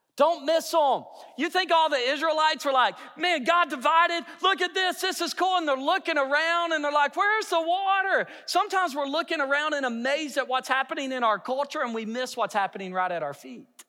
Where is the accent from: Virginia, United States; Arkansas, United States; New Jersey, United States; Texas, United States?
Arkansas, United States; Hot Springs; now in Yukon, United States; I'm from Hot Springs